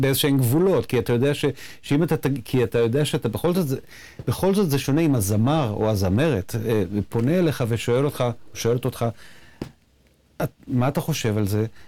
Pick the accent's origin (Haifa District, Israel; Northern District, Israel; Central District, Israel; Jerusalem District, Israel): Central District, Israel; Nof Yam; גדלנו באותו, באותו הכפר, בנוף ים שנינו